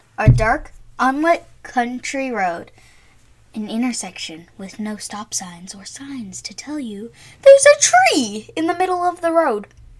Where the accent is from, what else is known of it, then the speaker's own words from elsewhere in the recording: Providence, Rhode Island, United States; we were born and raised in Providence, Rhode Island.